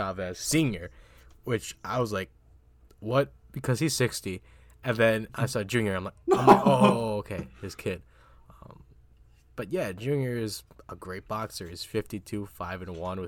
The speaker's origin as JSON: {"language": "English", "country": "Philippines", "said": "I'm Filipino, so I'm not fully Spanish"}